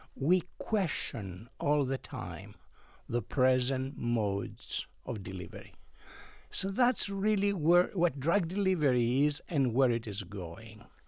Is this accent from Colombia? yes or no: no; Greece; moved away as an adult; I come originally from Greece. I was educated as a chemical engineer in Greece